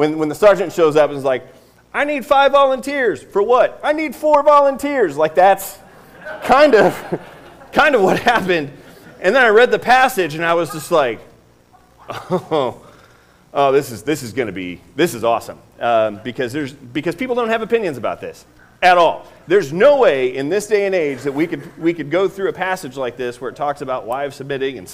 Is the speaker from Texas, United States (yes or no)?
no; Northeast Indiana, United States; I grew up in Northeast Indiana. I'm from Northeast Indiana